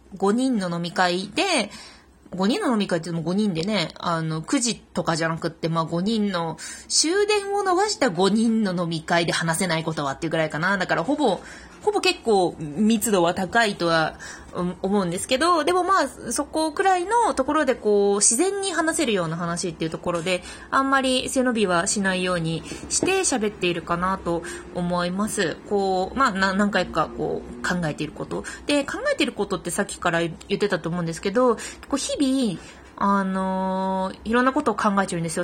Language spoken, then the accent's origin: Japanese; Fukuoka, Japan; moved away as an adult; also born or lived in Tokyo; 福岡から上京してきたので